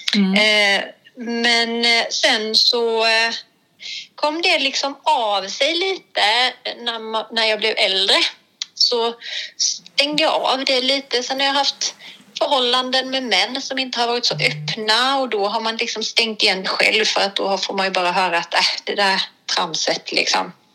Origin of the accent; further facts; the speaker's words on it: Blekinge, Sweden; also born or lived in Hemsjö / Ryd; jag är faktiskt från Blekinge från början